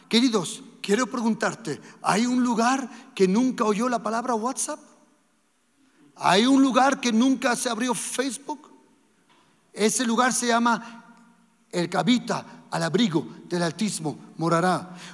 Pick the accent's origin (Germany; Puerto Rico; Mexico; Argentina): Germany; moved away; also born or lived in Andalusia, Spain; a la edad de 18 meses nos fuimos para Alemania y nosotros nos crecimos en Alemania